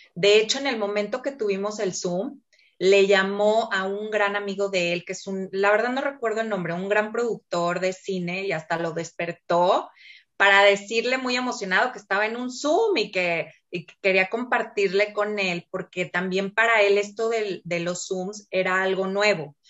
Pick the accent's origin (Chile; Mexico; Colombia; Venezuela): Mexico; Mexico City; now in Torreón, Mexico; Yo nací en la Ciudad de México, ya tengo muchos años aquí en Torreón, por situaciones familiares vine a dar aquí.